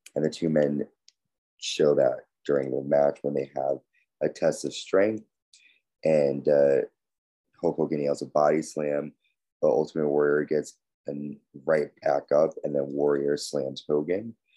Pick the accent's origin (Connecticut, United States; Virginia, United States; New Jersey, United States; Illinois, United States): Connecticut, United States; my home state of Connecticut